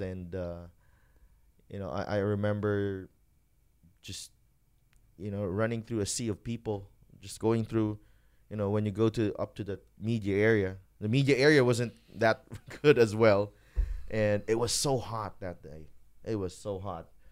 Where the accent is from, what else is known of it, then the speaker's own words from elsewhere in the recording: Bacolod, Western Visayas, Philippines; growing up in Bacolod